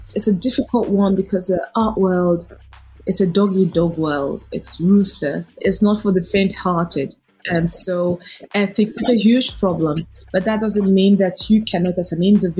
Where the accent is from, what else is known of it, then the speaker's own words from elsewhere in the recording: Nigeria; I become even prouder of being a Nigerian